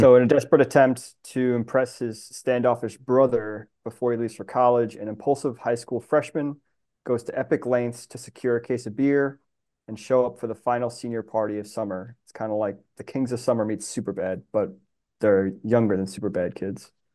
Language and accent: English; Long Island, New York, United States; now in Washington, D.C., United States; I grew up in Long Island, so that's the marine life that I grew up loving.